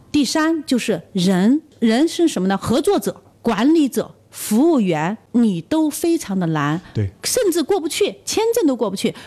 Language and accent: Chinese; China; 我们中国人